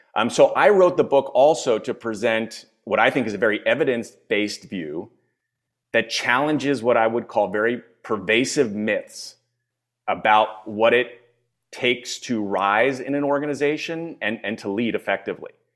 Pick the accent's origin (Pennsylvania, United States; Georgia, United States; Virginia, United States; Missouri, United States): Pennsylvania, United States; Philadelphia; moved away as an adult; also born or lived in China / Europe / California / New York; now in Spain; I am born and raised in the States. I'm originally from Philadelphia.